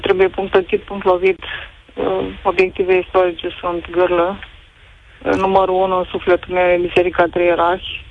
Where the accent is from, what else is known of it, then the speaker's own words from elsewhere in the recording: Iași, Iași County, Romania; eu sunt din Iași